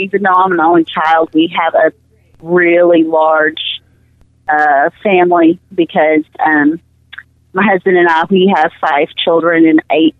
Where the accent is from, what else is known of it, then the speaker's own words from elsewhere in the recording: Clinton, Arkansas, United States; now in Marshall, United States; We actually lived in Clinton, which is where I grew up, and then my husband's work brought him to Marshall, and all my fam